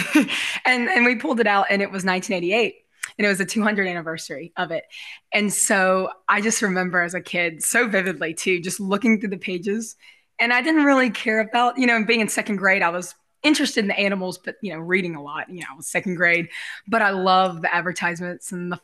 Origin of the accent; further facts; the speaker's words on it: Gulf Coast, United States; growing up on the Gulf Coast.